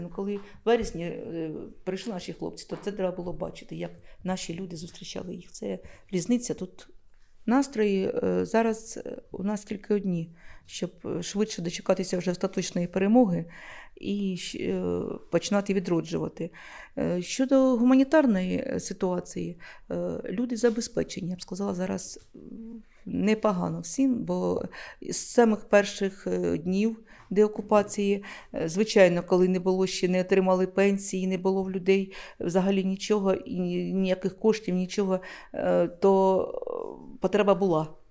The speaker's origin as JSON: {"language": "Ukrainian", "town": "Luhansk", "region": "Luhansk Oblast", "country": "Ukraine", "tie": "born or raised there", "moved": "yes", "lives_now": "Shevchenkove, Ukraine", "said": "я сама з Луганська, хлопці, я сама звідти родом"}